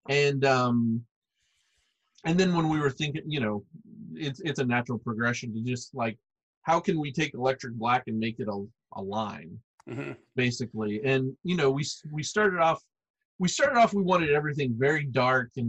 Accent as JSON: {"language": "English", "region": "Arkansas", "country": "United States", "tie": "born or raised there", "said": "Like I grew up in Arkansas, out in the middle of the woods, right?"}